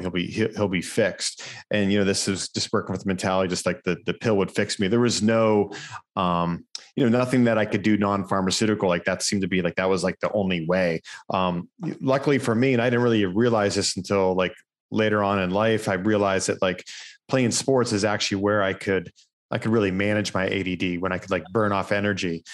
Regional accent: Erie, Pennsylvania, United States; There was a school in my hometown, uh, Gannon University

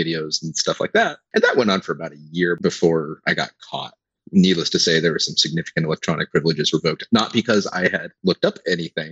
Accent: Pacific Northwest, United States; born or raised there

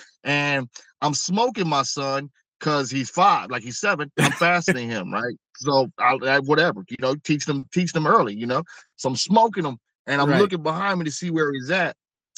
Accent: Indianapolis, Indiana, United States; born there; But I was born in the Midwest. I was born in Indianapolis, the capital there, Indiana.

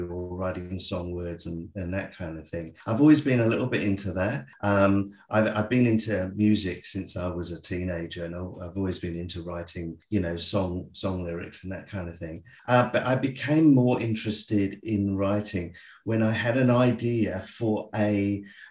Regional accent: England, United Kingdom; moved away as an adult; now in Australia; I'm actually English.

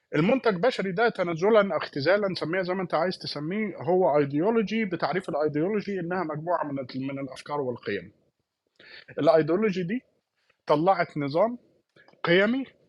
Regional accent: Palestine; كواحد فلسطيني

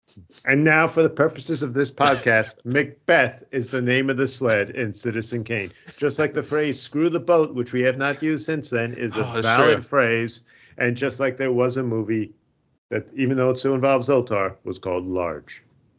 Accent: Wales, United Kingdom; accent: Welsh; Has apparently been enough for me to lose my Welsh accent.

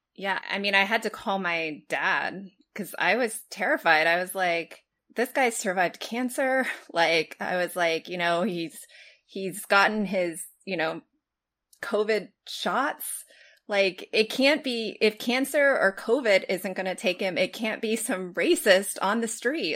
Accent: Los Angeles, California, United States; when I was growing up in Los Angeles

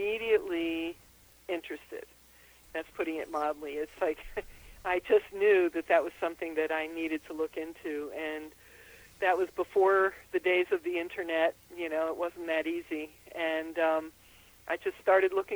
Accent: Austria; moved away; also born or lived in Philadelphia; I was born in Austria

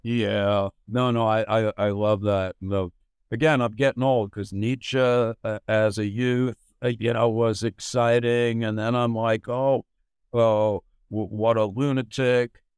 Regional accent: United States; I grew up in America

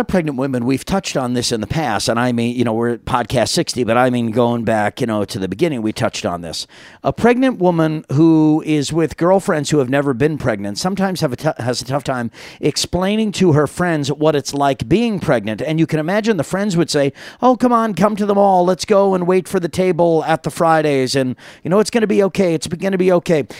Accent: New York, United States; moved away; back in New York, my hometown

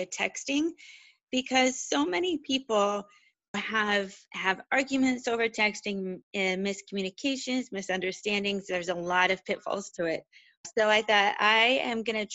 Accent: Western Pennsylvania, United States; I'm originally from Western Pennsylvania, smaller town

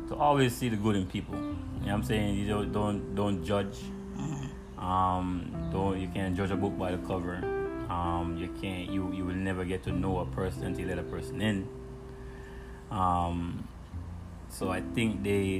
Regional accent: Kingston, Jamaica; now in United States; growing up in Jamaica without a father

